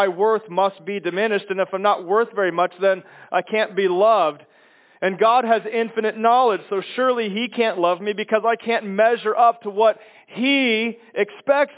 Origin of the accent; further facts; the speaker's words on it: Chicago, Illinois, United States; moved away; I'm from Chicago